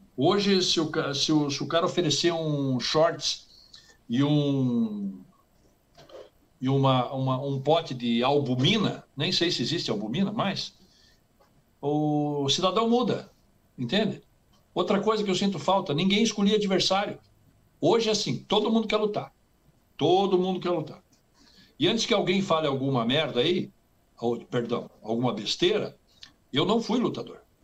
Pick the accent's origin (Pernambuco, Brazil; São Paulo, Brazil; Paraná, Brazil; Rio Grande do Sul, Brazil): Paraná, Brazil; Curitiba; moved away as an adult; now in United States; eu nasci e me criei em Curitiba